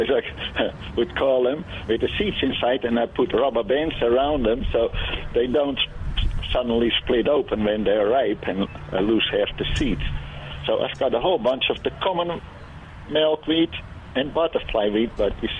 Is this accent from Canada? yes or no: no; Rotterdam, South Holland, Netherlands; moved away as an adult; also born or lived in Apeldoorn, Netherlands / Helotes, Texas; now in Michigan, United States; I was born and raised in Rotterdam.